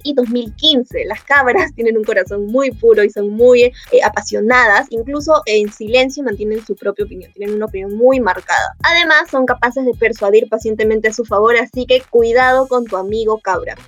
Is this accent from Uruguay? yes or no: no; Peru; acá todos los peruanos somos